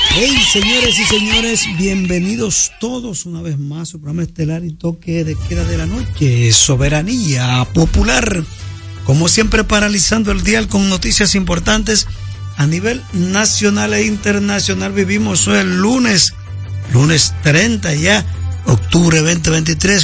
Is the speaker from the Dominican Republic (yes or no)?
yes; Enriquillo, Barahona, Dominican Republic; moved away; also born or lived in Santo Domingo (Los Mina); yo no soy eh, nativo de, la capital, yo nací en Bará, nací en Enriquillo, provincia Barahona